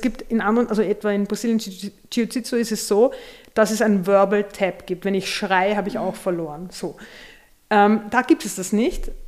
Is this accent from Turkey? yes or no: no; Vienna, Austria; wir sind in der Nähe des Augarten aufgewachsen